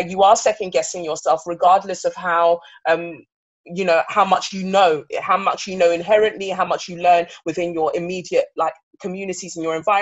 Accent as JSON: {"language": "English", "region": "England", "country": "United Kingdom", "tie": "born or raised there", "also_born_or_lived": "Nigeria", "said": "I was born in Nigeria and I came to England when I was five"}